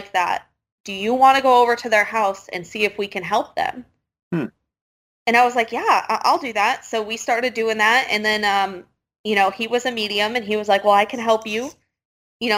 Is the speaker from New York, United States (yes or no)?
no; Michigan, United States; moved away as an adult; also born or lived in Pennsylvania; I was born and raised in Michigan.